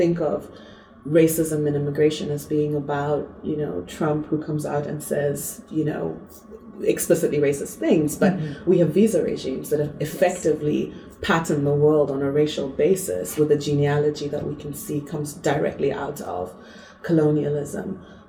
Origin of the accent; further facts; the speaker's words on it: Zambia; also born or lived in Zimbabwe; You know, I'm from Zambia and Zimbabwe, and my family's on both sides.